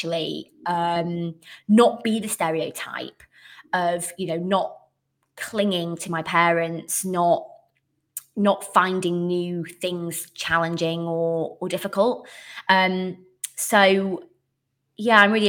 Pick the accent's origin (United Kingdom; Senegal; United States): United Kingdom; Bradford, Yorkshire and the Humber; moved away as an adult; now in South of England, United Kingdom; I'm actually originally from the beautiful city of culture, 2023, I think 23, Bradford. So I was born there, grew up there, didn't move anywhere.